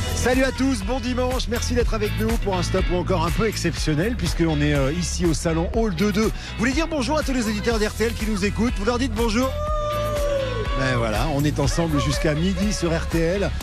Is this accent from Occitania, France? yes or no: yes; Vendargues, Occitania, France; also born or lived in Montpellier / Noisy-le-Grand; Je viens de, de Noisy-Grand, mais je suis de Montpellier, puis je passe un coucou à toute la France et à Vendargue, euh, d'où je suis originaire